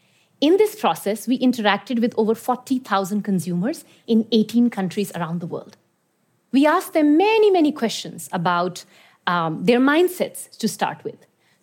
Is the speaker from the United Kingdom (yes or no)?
no; Iran; also born or lived in India; I've lived and worked in some very diverse countries around the world. I was born in India, but I grew up in Iran.